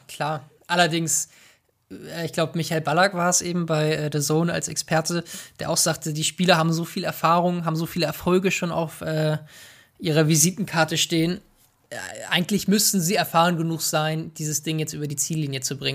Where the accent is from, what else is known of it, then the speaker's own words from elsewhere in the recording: Hamburg, Germany; Ich komme hier aus Hamburg, ich sitze hier